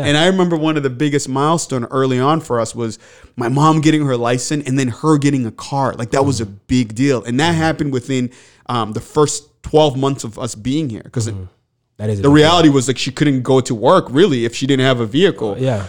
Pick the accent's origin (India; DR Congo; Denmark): DR Congo; English is a second language; now in Manchester; I grew up in the Congo, and my father was assassinated. And in result of that, my family and I, we ended up at a refugee camp, and then we resettled to Manchester.